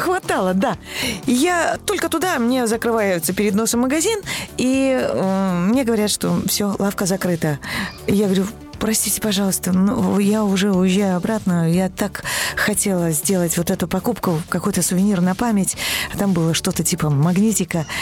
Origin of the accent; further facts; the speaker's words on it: Belarus; Родом я из Белоруссии